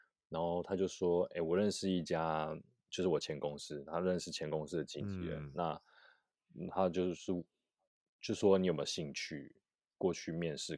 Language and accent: Chinese; Taipei, Taiwan; 就是台北，